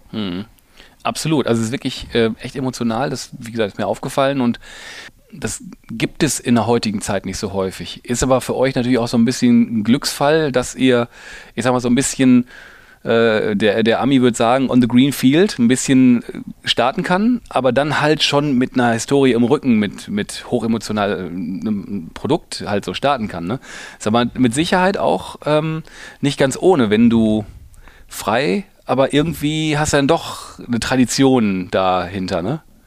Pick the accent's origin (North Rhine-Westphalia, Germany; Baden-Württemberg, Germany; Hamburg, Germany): North Rhine-Westphalia, Germany; Ruhr area; ich komme aus dem Ruhrgebiet